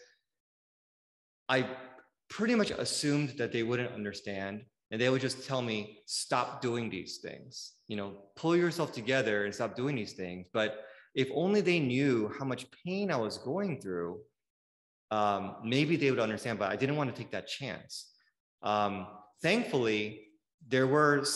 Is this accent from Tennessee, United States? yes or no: no; Bay Area, California, United States; now in Southern California, United States; Even though I grew up in the Bay Area, that was like kind of like my hometown.